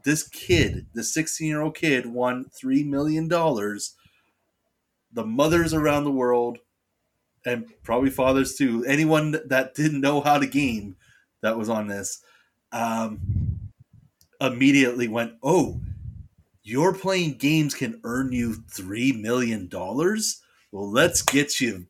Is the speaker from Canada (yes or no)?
yes; Canada; we're Canadian